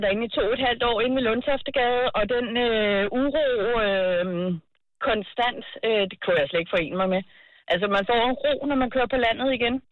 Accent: Gilleleje, Capital Region of Denmark, Denmark; nu er jeg født og opvokset i Leje

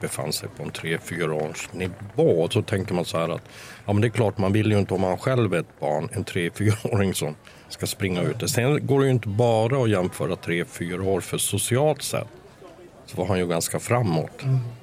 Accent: Kiruna, Norrbotten County, Sweden; moved away as an adult; also born or lived in Stockholm / Gothenburg; jag är född i Kiruna.

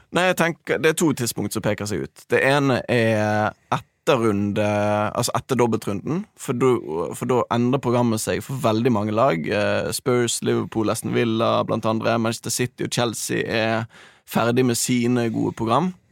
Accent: Bergen, Vestland, Norway; Jeg er jo dessverre fra Bergen

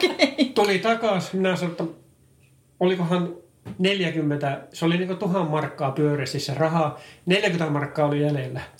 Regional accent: Finland; mä oon Suomesta tullut

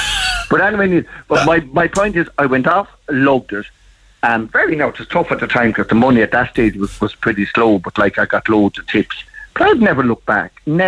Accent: Tipperary, Munster, Ireland; moved away; also born or lived in Dublin; I was brought up in Ballinale, it's a little village in Tipperary

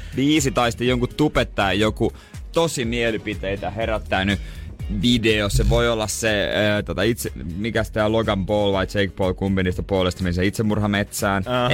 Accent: Seinäjoki, South Ostrobothnia, Finland

